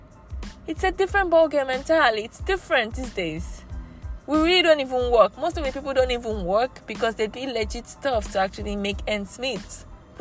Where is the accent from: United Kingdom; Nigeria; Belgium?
Nigeria; I'm a Nigerian.